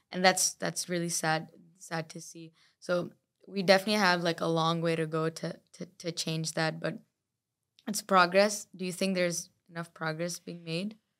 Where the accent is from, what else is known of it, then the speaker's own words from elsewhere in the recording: Dubai, United Arab Emirates; I come from Dubai